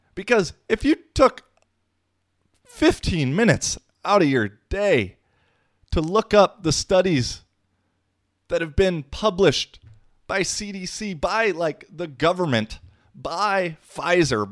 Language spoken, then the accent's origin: English; United States; I come from the American perspective 'cause that's where I grew up mostly.